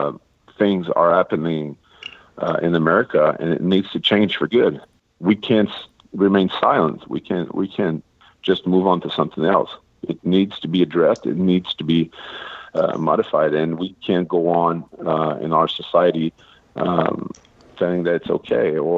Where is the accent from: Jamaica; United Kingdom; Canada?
Canada; Quebec; first language French; English is a second language; French is my first language, but I'm Canadian. I'm Canadian. I'm French Canadian. I'm Quebecois.